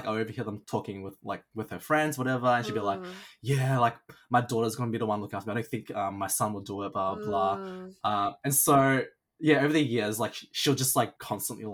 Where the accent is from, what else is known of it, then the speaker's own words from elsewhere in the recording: Melbourne, Victoria, Australia; I grew up in the Springvale area and like around Dandenong